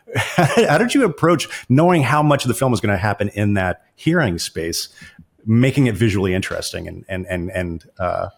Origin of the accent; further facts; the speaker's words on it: North Texas, United States; I grew up in North Texas, not very far away from where you shot the film.